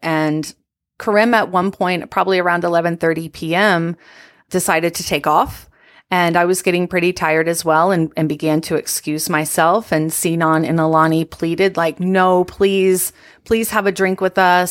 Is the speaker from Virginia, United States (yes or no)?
yes; Virginia, United States; I'm from Virginia